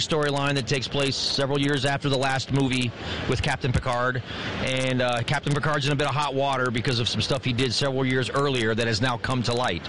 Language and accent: English; Florida, United States; I'm from Florida